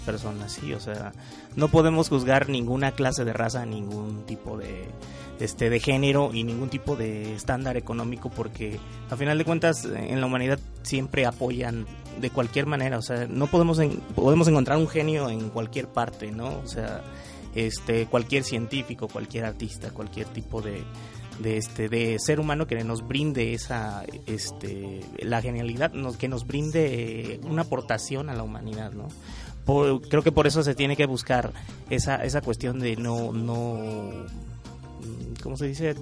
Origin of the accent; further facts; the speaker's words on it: Michoacán, Mexico; soy de Michoacán y de repente estoy en la Ciudad de México